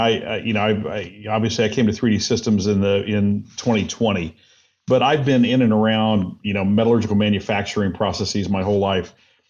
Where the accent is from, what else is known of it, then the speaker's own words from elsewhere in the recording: Indiana, United States; also born or lived in Minnesota; No, I'm from Indiana originally. We lived all over the place, but most recently up in Minnesota. Yeah, I was up there for 9 years